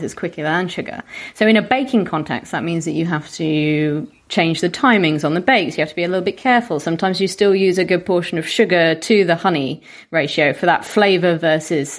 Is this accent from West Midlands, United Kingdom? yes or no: yes; Solihull, West Midlands, United Kingdom; we had a restaurant near where I grew up in the West Midlands in Solihull